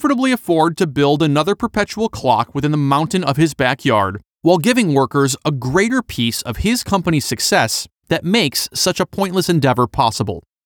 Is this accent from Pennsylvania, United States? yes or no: no; Detroit, Michigan, United States; Growing up in the Detroit area